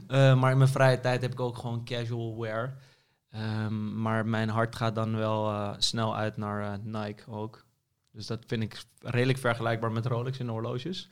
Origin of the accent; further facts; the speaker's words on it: Amsterdam, North Holland, Netherlands; ik ben inderdaad geboren in Amsterdam en altijd gebleven